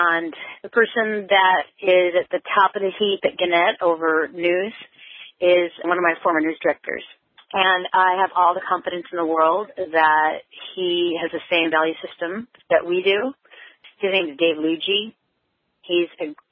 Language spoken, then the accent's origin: English; Eastern Washington, United States; I'm from Eastern Washington